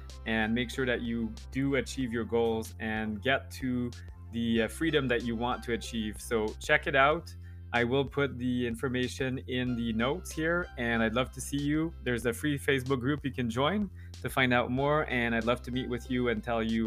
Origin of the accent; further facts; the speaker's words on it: Canada; I'm French Canadian